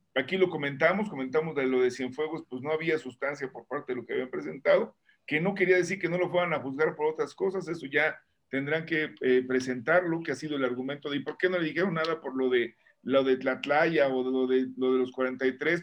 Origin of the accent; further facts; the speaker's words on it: Mexico; somos mexicanos